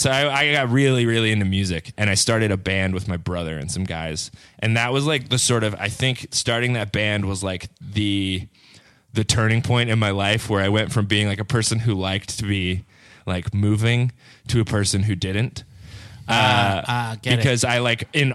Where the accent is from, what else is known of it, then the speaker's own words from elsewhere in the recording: Northeastern North Carolina, United States; moved away; Northeastern North Carolina.